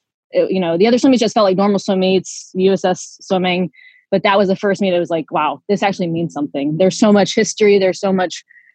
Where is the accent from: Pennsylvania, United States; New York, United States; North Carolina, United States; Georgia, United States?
Pennsylvania, United States; Pittsburgh; moved away; Born and raised in Pittsburgh